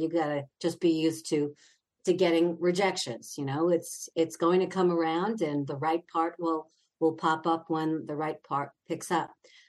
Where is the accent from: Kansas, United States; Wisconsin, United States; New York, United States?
New York, United States; Long Island; I'm from Long Island